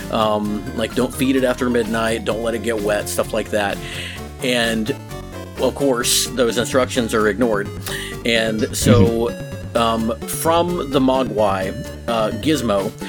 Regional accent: United States; I'm American

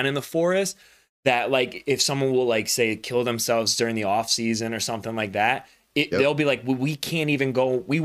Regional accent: the South, United States; I grew up in the South

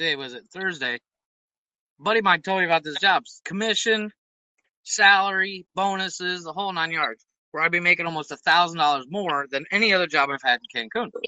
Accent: United States; now in Mexico; I'm American

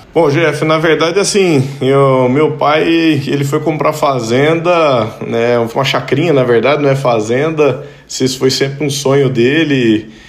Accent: Pirapora, Minas Gerais, Brazil; moved away; also born or lived in Montes Claros, Brazil / Goiânia, Brazil; eu sou mineiro, nasci em Montes Claros, morei muitos anos em Pirapora, e mudamos pra Goiânia

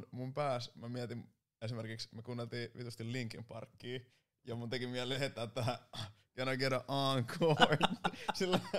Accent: Turku, Southwest Finland, Finland; No, oon mä ehtinyt asua vähän siellä täällä, mutta kyllä mä oon turkulainen.

